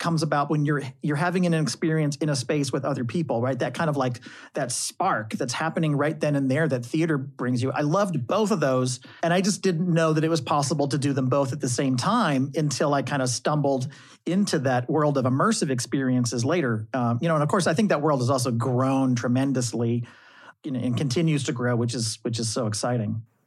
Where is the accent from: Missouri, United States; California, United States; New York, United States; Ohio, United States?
Missouri, United States; St. Louis; moved away; as a kid in high school, growing up in the Midwest in Saint Louis